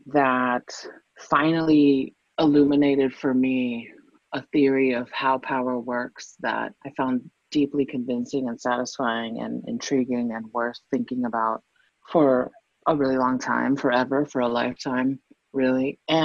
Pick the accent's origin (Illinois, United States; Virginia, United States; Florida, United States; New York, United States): Florida, United States; Miami; growing up in Miami, Florida.